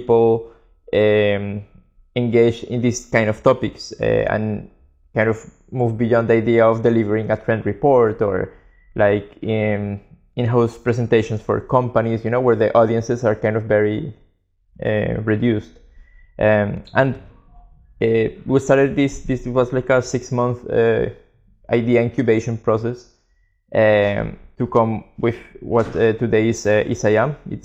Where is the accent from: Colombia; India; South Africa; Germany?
Colombia; moved away as an adult; now in Barcelona, Spain; we're both from Colombia, and we moved to Barcelona in 2009